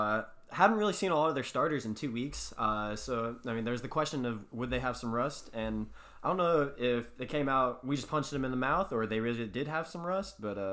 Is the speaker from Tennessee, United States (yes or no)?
yes; Nashville, Tennessee, United States; also born or lived in Georgia; I was born here in Nashville, but then I moved to Georgia for a couple years, so I got to miss kind of the early years of the Titans. Moved back here in fifth grade.